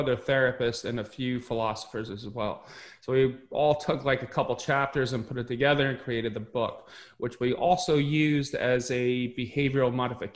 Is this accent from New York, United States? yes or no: yes; Westchester County, New York, United States; I grew up in Westchester County, New York.